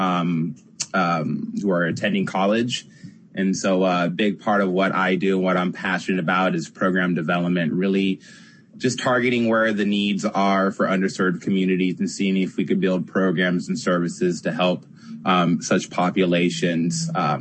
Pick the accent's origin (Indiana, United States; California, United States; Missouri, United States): California, United States; San Diego; I'm from San Diego